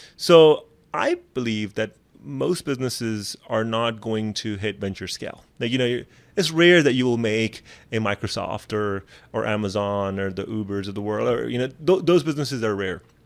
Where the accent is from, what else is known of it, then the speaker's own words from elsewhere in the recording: Pakistan; moved away; I come from Pakistan